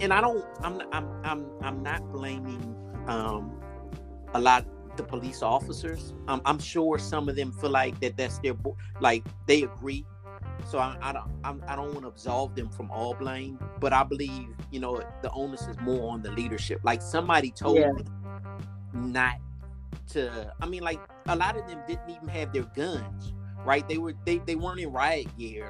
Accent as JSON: {"language": "English", "town": "Washington", "region": "District of Columbia", "country": "United States", "tie": "born or raised there", "said": "we grew up in Washington, D.C."}